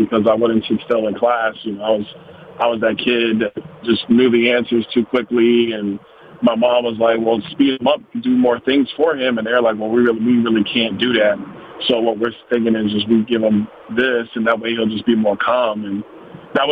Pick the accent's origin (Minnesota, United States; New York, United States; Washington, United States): New York, United States; New York City; now in Naples, Florida, United States; I'm from Brooklyn, New York, originally